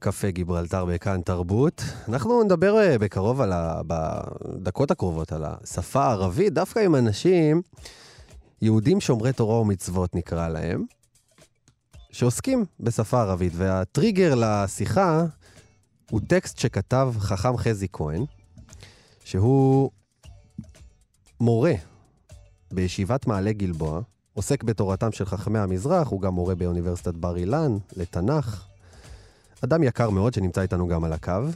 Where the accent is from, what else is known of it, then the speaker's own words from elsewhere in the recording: Ashdod, Southern District, Israel; באשדוד, עיר הולדתי